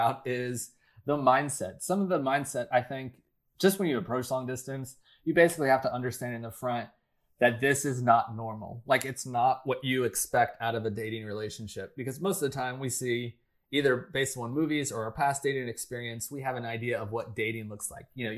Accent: United States; I'm an American and I live in California

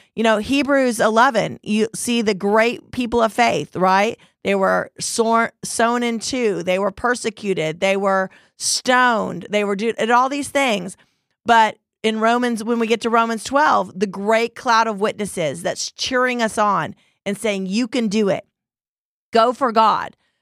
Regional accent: United States; as an American

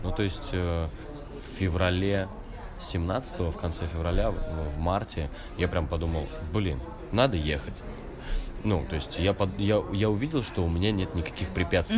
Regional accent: Siberia, Russia; now in Moscow, Russia; мама у меня живет в Сибири, я сам из Сибири

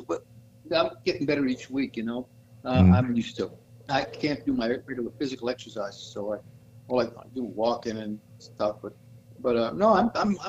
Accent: New York City, New York, United States; moved away; I grew up in Brooklyn

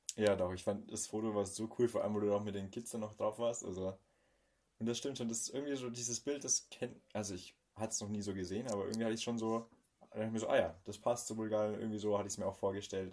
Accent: Bavaria, Germany; uns in Bayern

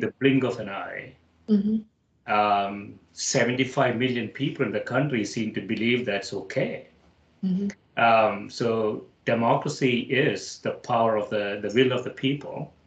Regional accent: India; moved away as an adult; now in United States; I grew up in India

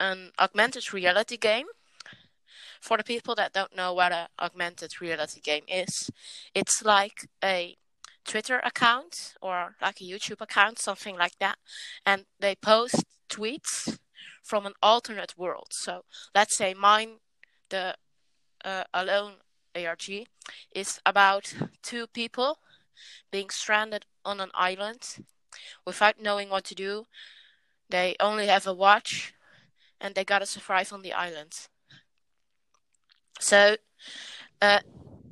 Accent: Netherlands; I am from the Netherlands as well

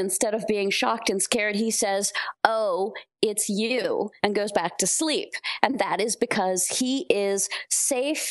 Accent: Lancaster, Pennsylvania, United States; moved away; I was born a 10th generation Mennonite in Lancaster, Pennsylvania

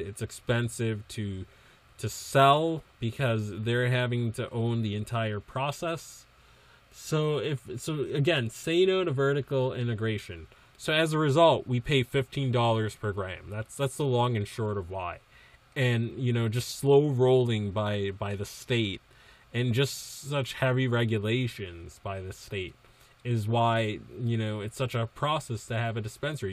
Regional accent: East Coast, United States; now in Massachusetts, United States; I grew up in the East Coast

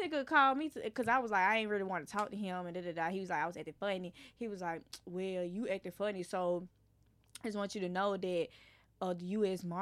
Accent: Irondale, Alabama, United States; I'm from Irondale.

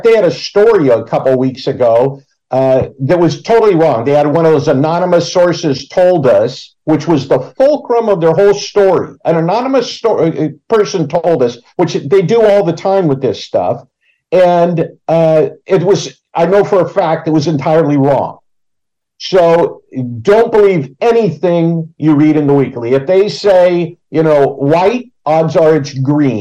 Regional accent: Pacific Grove, California, United States; I grew up in Pacific

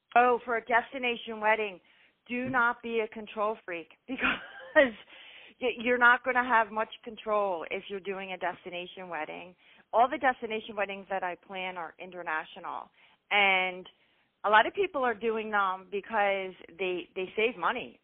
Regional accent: Philadelphia, Pennsylvania, United States; born and raised in Philly, Philly girl

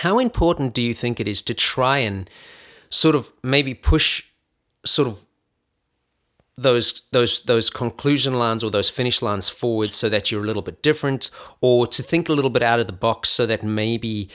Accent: Johannesburg, Gauteng, South Africa; now in United States; I grew up in Johannesburg, South Africa

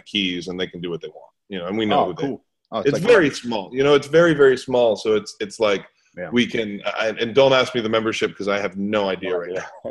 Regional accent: New York City, New York, United States; now in Atlanta, United States; where I grew up in New York City

